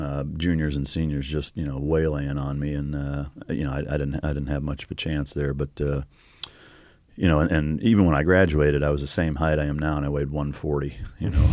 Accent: Iowa, United States; moved away; I grew up in Iowa

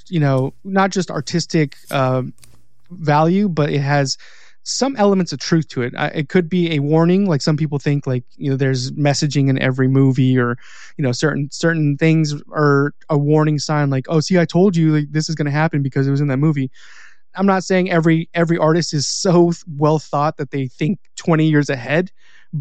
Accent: California, United States; now in Mississippi, United States; I live in Mississippi, but like, I'm Mexican from California.

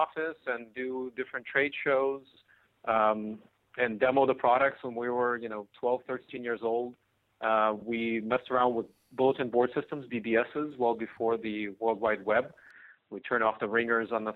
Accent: Cupertino, California, United States; also born or lived in Odessa, Ukraine; I grew up from the age of 8 in Silicon Valley, Bay Area. Went to the same high school, Homestead High School in Cupertino

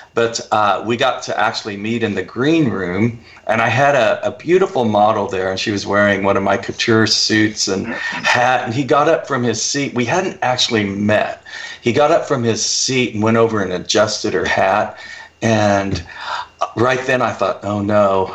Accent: United States; also born or lived in Oklahoma / Texas; growing up in Oklahoma and Texas

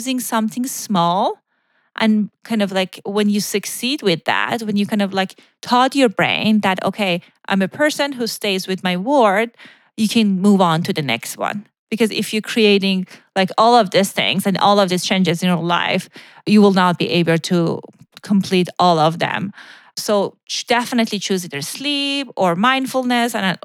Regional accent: Iran; moved away; when I was growing up in Iran

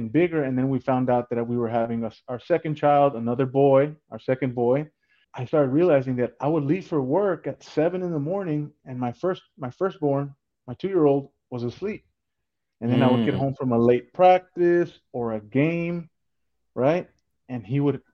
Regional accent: South Texas, United States; I'm originally from South Texas. My parents, they came from Mexico. So I'm a first generation Mexican American

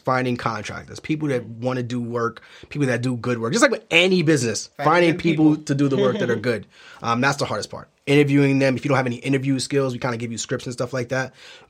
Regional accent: New York City, New York, United States; born or raised there; moved away

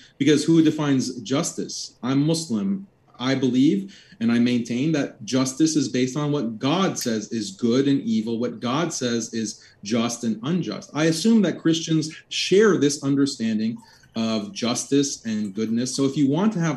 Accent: Texas, United States; I was born and raised in Texas

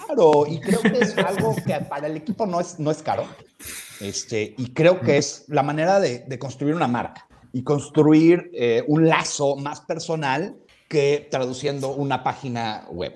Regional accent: Mexico; moved away; siendo mexicano original, originalmente

